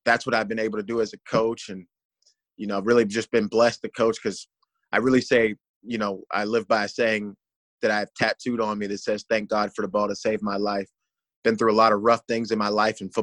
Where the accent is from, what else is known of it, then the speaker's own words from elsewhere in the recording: Pittsburgh, Pennsylvania, United States; moved away; I'm from Pittsburgh, Pennsylvania